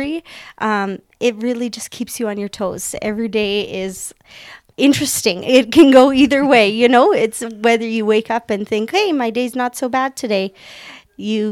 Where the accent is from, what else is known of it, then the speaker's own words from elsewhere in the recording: Camrose, Alberta, Canada; I was born and raised in Camrose